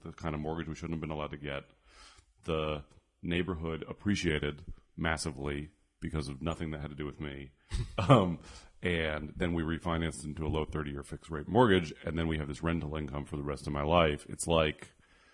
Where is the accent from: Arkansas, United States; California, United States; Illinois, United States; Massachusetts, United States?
California, United States; San Francisco; I grew up in San Francisco during the comedy boom